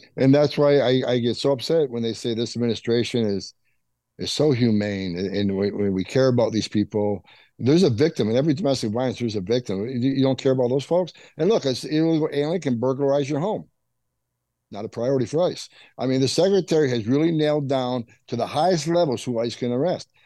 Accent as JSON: {"language": "English", "area": "St. Lawrence River border", "region": "upstate New York", "country": "United States", "tie": "born or raised there", "moved": "yes", "said": "I grew up on the northern border. That's why I mm-hmm. became a border patrol agent. I grew up there on the St. Lawrence River uh, uh, border in Canada. Yeah, and look, and, and up in upstate New York"}